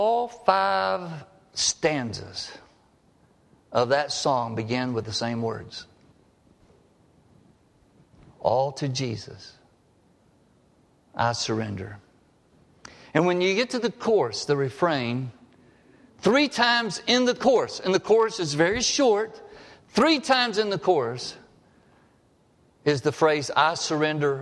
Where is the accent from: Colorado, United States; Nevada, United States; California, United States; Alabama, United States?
Alabama, United States; Harpersville; growing up in Harpersville, Alabama